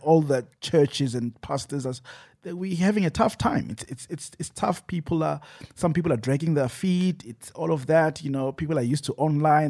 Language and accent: English; Johannesburg, Gauteng, South Africa; I'm from Joburg East